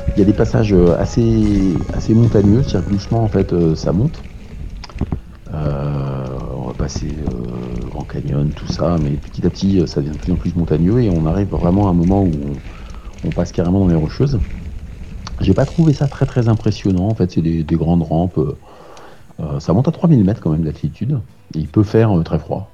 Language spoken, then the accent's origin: French; Ris-Orangis, Île-de-France, France; je suis né à Rissorangis, euh, dans l'Essonne, 91